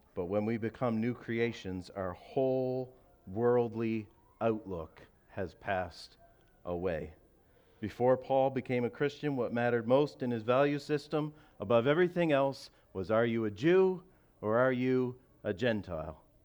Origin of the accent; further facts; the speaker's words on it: Canada; I'm a Canadian. I love my country